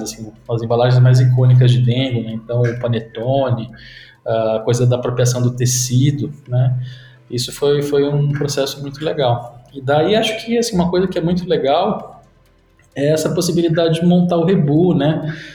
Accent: Sorocaba, São Paulo, Brazil; also born or lived in Mairinque; só nasci em Mairink, fiz meu check-in lá e daí depois fui para Sorocaba. É, e cresci em Sorocaba

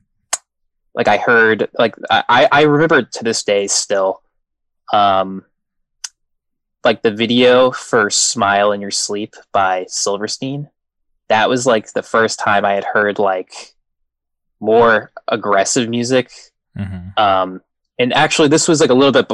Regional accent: Maine, United States; also born or lived in Massachusetts; now in Long Island, United States; I grew up actually in Maine

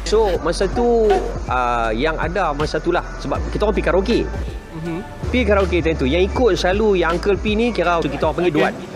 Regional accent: Penang Island, Malaysia; accent: Penang; moved away; also born or lived in Kuala Lumpur; orang kenal kita sebagai orang yang datang daripada anak jati Pulau Pinang

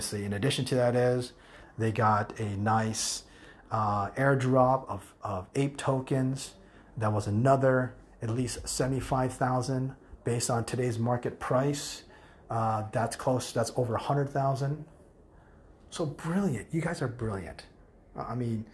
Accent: United States; first language English; moved away as an adult; I was raised in the United States

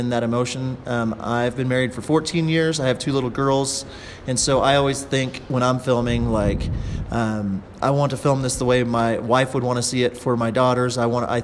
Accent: Oklahoma, United States; I'm from Oklahoma

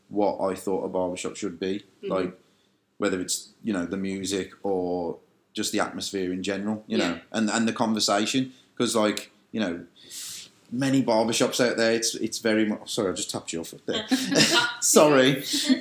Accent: Dudley, West Midlands, United Kingdom; moved away as an adult; now in Liverpool, United Kingdom; I'm originally from Dudley in the West Midlands

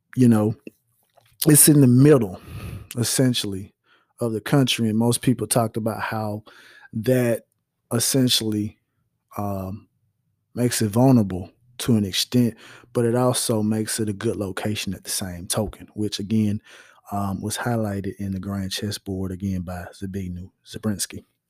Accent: United States; we as American citizens

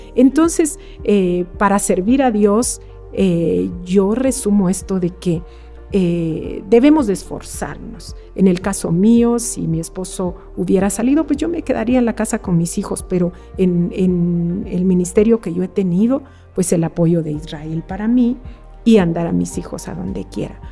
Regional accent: Quetzaltenango, Guatemala; no tengo familia en Quetzaltenango, de donde yo soy

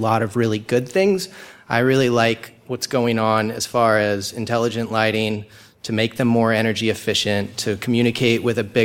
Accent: Laguna Beach, California, United States; I'm from Laguna Beach, California

